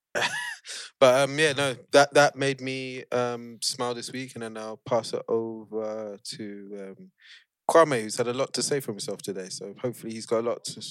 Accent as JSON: {"language": "English", "country": "Nigeria", "said": "As a Nigerian"}